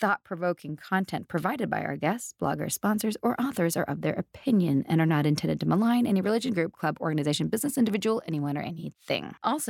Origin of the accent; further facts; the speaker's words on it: Canada; now in Atlanta, United States; I'm from Canada.